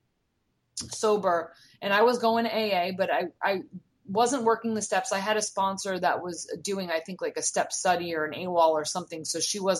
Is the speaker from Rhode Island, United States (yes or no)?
yes; Rhode Island, United States; moved away as an adult; also born or lived in Florida; I'm from Rhode Island